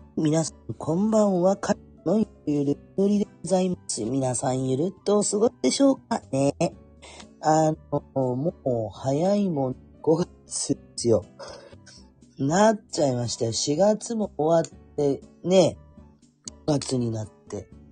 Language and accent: Japanese; Kurume, Fukuoka, Japan; accent: Chikugo dialect; 久留米で生まれて、久留米で育ったんですね。でも、バリバリの久留米っ子ですね。